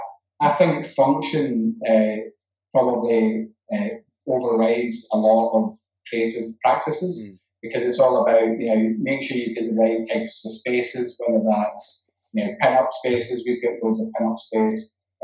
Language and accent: English; Glasgow, Scotland, United Kingdom; One of them is that I'm Scottish, and Scotland's football team's rubbish.